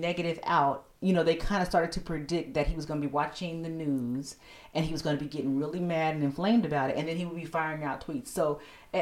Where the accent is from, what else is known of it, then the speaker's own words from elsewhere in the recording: United States; as American people